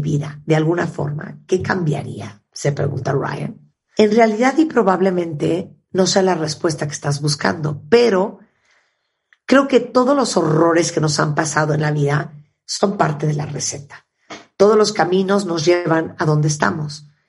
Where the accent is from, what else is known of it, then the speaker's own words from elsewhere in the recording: Canada; yo soy de Canadá